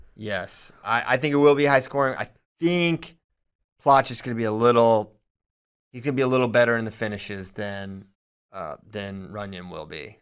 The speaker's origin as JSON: {"language": "English", "town": "Churchville", "region": "Virginia", "country": "United States", "said": "I'm from Churchville, Virginia"}